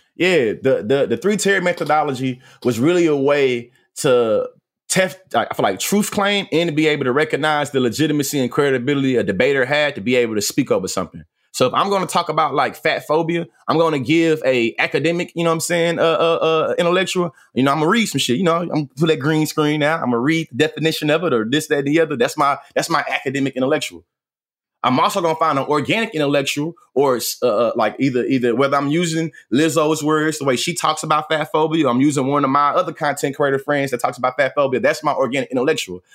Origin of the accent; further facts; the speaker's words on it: Bryan, Texas, United States; now in Houston, United States; I'm born and raised in Bryan, Texas